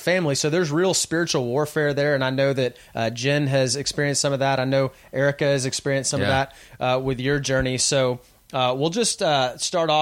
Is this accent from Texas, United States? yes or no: yes; Texas, United States; I'm from Texas and we don't really play soccer